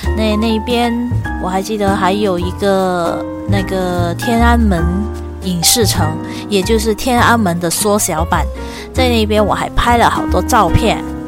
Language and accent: Chinese; Penang, Malaysia; 我是来自马来西亚槟城州的华人，我的祖父，我的祖父呢，他是来自中国的福建的同安